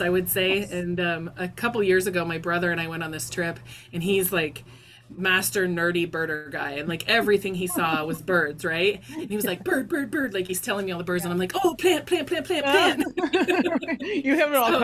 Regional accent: Idaho, United States; also born or lived in Montana; now in Alaska, United States; Growing up in Idaho and in Montana

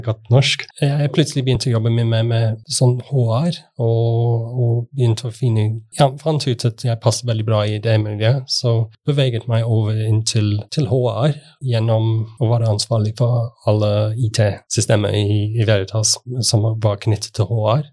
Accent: United Kingdom; Norwegian is a second language; moved away as an adult; now in Norway; Jeg er fra Storbritannia og har bodd i Norge siden 2004.

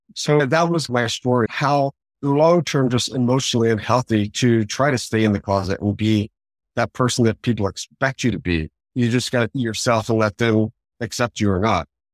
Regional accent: Fort Worth, Texas, United States; also born or lived in Dallas; I grew up in Fort Worth

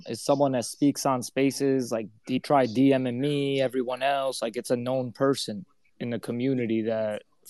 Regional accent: Paterson, New Jersey, United States; moved away as an adult; also born or lived in Fort Lee, New Jersey; now in Manhattan, United States; That's where I'm from. I'm born and raised there.

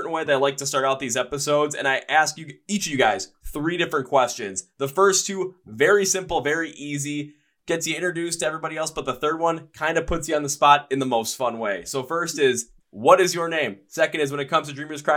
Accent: Milwaukee, Wisconsin, United States; I am from Milwaukee and that's where I'm shooting this episode from right now? Like, I was born in Milwaukee. I live there

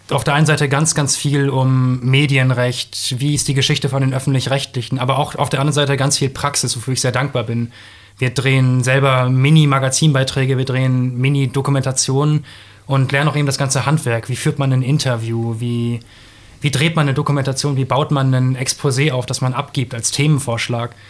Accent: Bremen, Germany; Ich bin Norddeutscher.

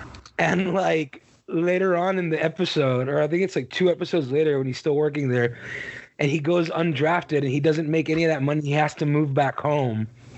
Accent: Texas, United States; I'm from Texas

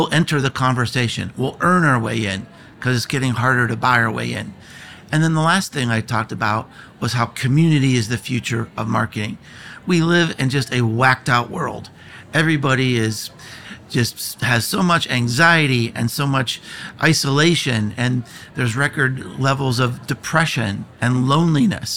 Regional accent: United States; I am from America

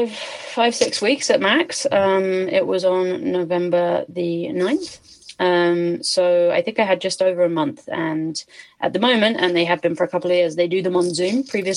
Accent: Canada; So at the moment, I cannot get back into Canada because I have no valid proof that I'm a Canadian.

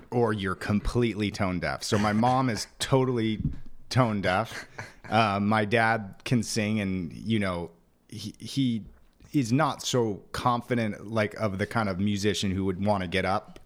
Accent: Phoenix, Arizona, United States; I'm fourth generation native of Phoenix

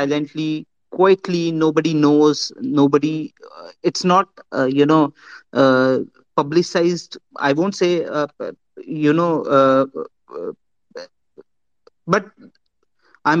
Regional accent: India; I'm from India

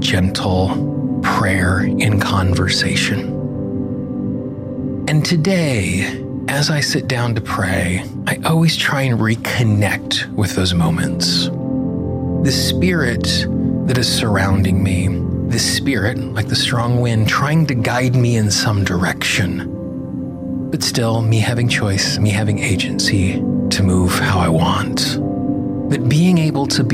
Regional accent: Casper, Wyoming, United States; I grew up in Casper, Wyoming

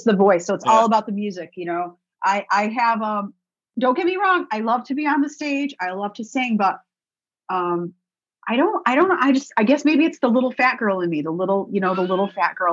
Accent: Binghamton, New York, United States; moved away as an adult; also born or lived in Nashville; my hometown of Binghamton

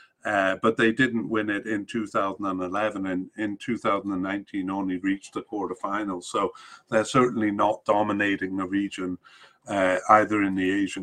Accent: Canada; as a Canadian

